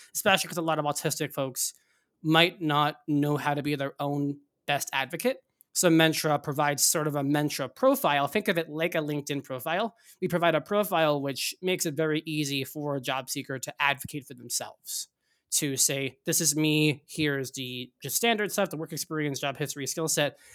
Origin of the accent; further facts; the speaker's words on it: Northeast, United States; I grew up in the Northeast